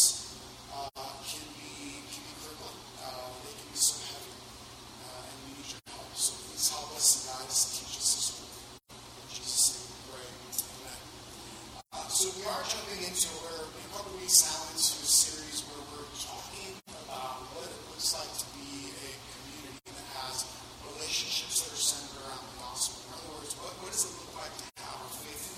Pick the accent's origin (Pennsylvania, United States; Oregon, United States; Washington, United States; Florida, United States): Florida, United States; Miami; I grew up in Miami